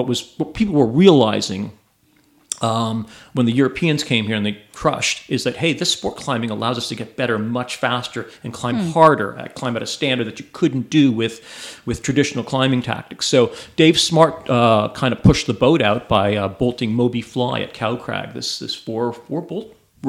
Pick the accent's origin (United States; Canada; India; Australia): Canada; Ontario; I'm from Southern Ontario.